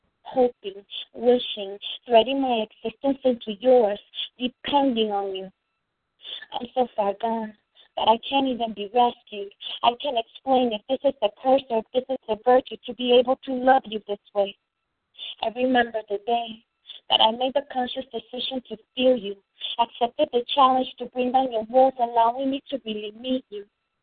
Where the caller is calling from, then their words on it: Virginia, United States; I'm calling from Virginia.